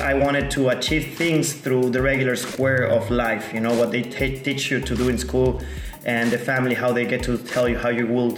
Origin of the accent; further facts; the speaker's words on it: Mexico City, Mexico; moved away as an adult; now in Playa del Carmen, Mexico; I am originally from Mexico City, but my dad is from Peru, and my mom is from Mexico.